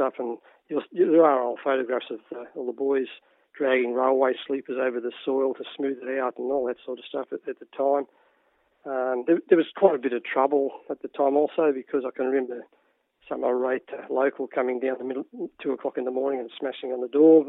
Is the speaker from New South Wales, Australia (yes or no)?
yes; Tarrawanna, New South Wales, Australia; I grew up in Tarawana